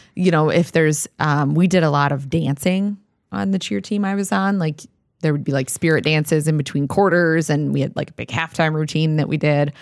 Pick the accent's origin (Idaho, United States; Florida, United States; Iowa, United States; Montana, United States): Iowa, United States; now in Minnesota, United States; my hometown still has a very active cheerleading program